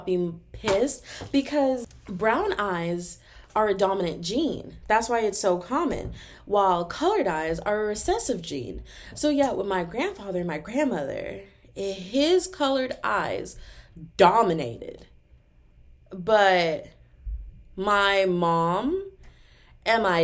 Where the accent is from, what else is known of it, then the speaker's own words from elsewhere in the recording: Texas, United States; I'm from Texas